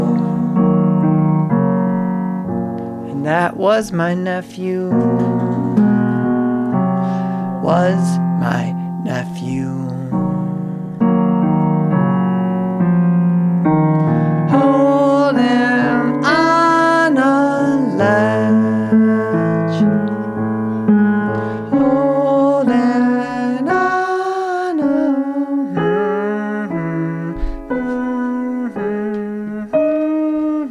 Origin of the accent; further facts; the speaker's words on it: Minnesota, United States; moved away as an adult; I come from Minnesota, and I just returned to Minnesota.